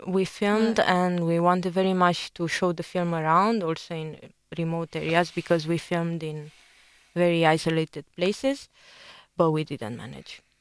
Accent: Romania; I'm from Romania

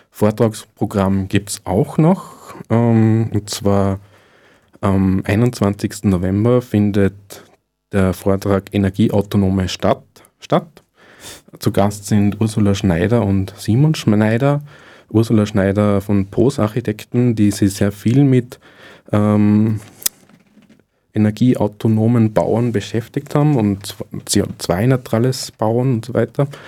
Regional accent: Ried im Innkreis, Upper Austria, Austria; Und der wird morgen das erste Mal in meine Heimat zurückkehren, äh, ins Innviertel, und zwar in Ried im Innkreis stattfinden

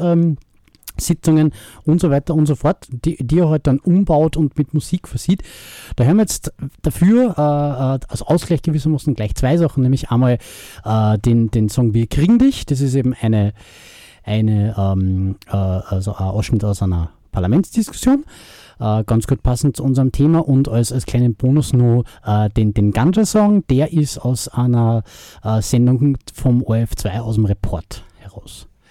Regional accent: Austria; bei uns in Österreich

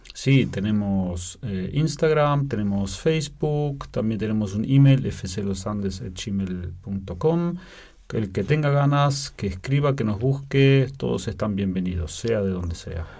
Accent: Belén de Escobar, Buenos Aires Province, Argentina; moved away as an adult; also born or lived in Lienz, Austria; now in Vienna, Austria; Nos criamos en Argentina, en un pueblo que se llama Belén de Escobar

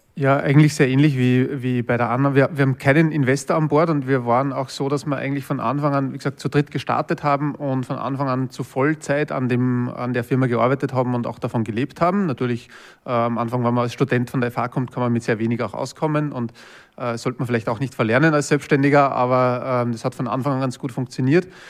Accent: Linz, Upper Austria, Austria; ich bin aus Linz ursprünglich, also aus Oberösterreich

